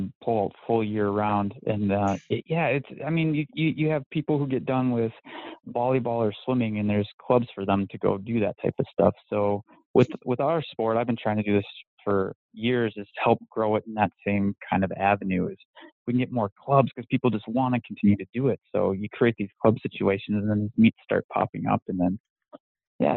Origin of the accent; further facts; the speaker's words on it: Minnesota, United States; I'm from Minnesota